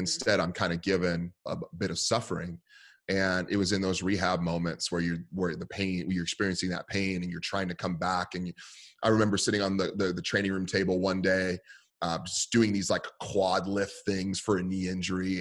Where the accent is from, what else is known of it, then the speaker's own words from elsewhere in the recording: San Francisco Bay Area, California, United States; I grew up in the San Francisco Bay Area.